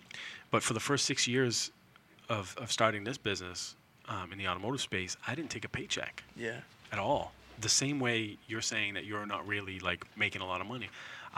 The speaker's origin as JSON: {"language": "English", "town": "Lynn", "region": "Massachusetts", "country": "United States", "tie": "born or raised there", "said": "I got a lot of friends who I grew up in Lynn with."}